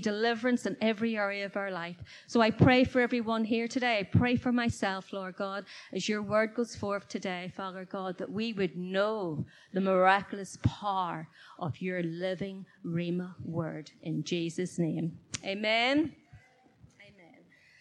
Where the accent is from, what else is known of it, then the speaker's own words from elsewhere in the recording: Belfast, Northern Ireland, United Kingdom; back in my hometown where I did live, in Belfast